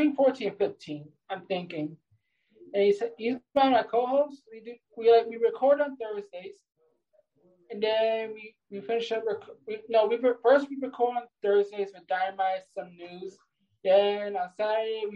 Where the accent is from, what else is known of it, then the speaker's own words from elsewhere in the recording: New York, United States; I'm from the state of New York.